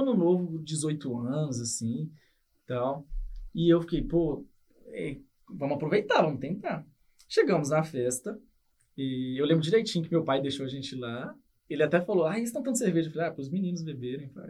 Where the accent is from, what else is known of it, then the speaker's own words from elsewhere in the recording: Ipatinga, Minas Gerais, Brazil; moved away as an adult; now in Toronto, Canada; eu sou do interior de Minas, de Patinga